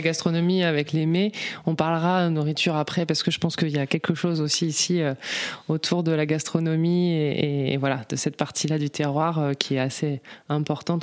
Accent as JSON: {"language": "French", "region": "north of France", "country": "France", "tie": "born or raised there", "moved": "as an adult", "lives_now": "Vaucluse, France", "said": "je suis originaire du nord de la France"}